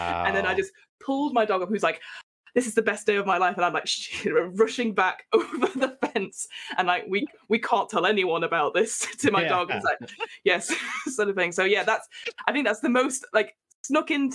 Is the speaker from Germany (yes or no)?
no; Manchester, North West England, United Kingdom; moved away; originally I come from up north, so Manchester in the UK, so the northwest of England. And my parents live near a little place called Burnley